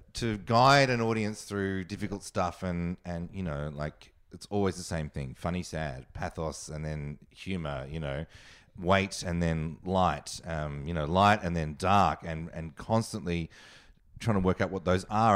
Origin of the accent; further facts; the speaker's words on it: Australia; moved away; also born or lived in New York; I'm Australian, and I loved being Australian